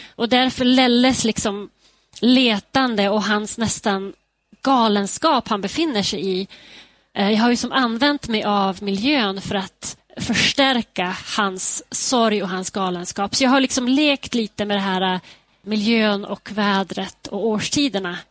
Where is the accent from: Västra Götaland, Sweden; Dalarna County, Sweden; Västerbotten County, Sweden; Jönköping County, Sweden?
Västerbotten County, Sweden; Skellefteå; now in Denver, United States; min hemstad Skellefteå